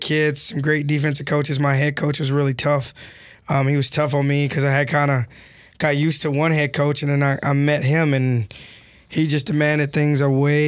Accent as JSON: {"language": "English", "region": "Western Kentucky", "country": "United States", "also_born_or_lived": "Pennsylvania / Indiana", "moved": "as an adult", "said": "I'm from Western Kentucky, like an hour from here."}